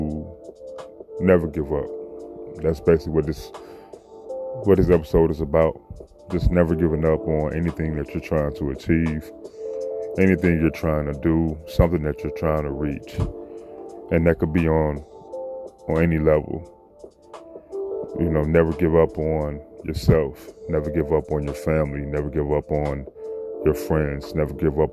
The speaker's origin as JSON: {"language": "English", "town": "Chicago", "region": "Illinois", "country": "United States", "tie": "born or raised there", "said": "I'm from Chicago. You know, coming up from middle school all the way to high school"}